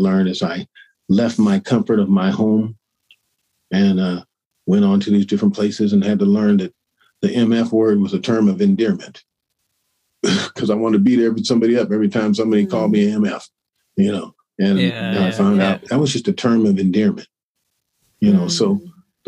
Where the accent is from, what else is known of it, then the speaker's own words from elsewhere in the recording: Sacramento, California, United States; moved away as an adult; also born or lived in San Jose, California; my hometown in Sacramento